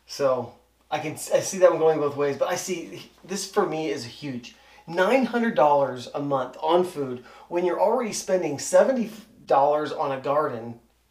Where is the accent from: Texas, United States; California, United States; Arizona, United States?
Arizona, United States; I'm from Arizona.